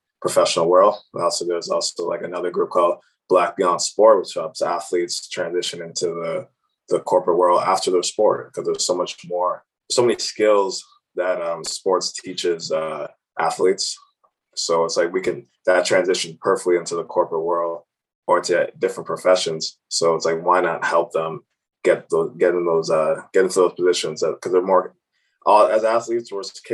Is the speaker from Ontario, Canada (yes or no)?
yes; Cambridge, Ontario, Canada; growing up in Cambridge, sometimes my parents were working weekends and all different hours